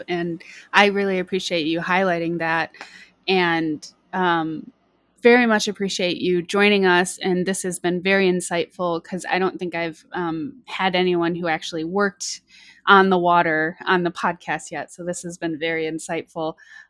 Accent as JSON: {"language": "English", "region": "Michigan", "country": "United States", "said": "Yeah, I'm originally from Michigan, so a lot of whitefish and stuff up there"}